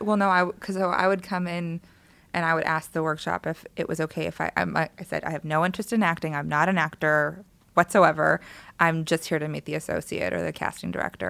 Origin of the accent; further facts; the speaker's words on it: Los Angeles, California, United States; also born or lived in Palmdale; I was born in Los Angeles and stayed here for a little bit, and then my family moved out to Palmdale, Um, but my grandparents lived in Koreatown, so I was here all the time.